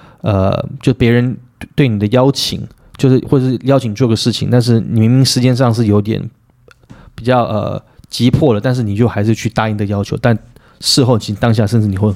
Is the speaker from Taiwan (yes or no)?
yes; Taiwan; 我们台湾人不要这样讲